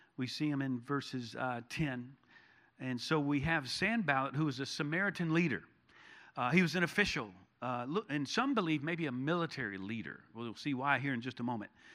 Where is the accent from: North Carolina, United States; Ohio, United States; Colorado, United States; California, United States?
North Carolina, United States; Charlotte; now in Texas, United States; when I was growing up in North Carolina, in Charlotte, uh, as a kid